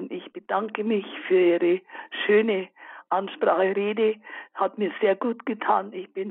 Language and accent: German; Bavaria, Germany; Ich bin schon sehr alt, 88 Jahre, aber ich habe zurückgedacht und meine Kindheit, die ich bei meiner Großmutter verbringen durfte und bei uns in Bayern am Land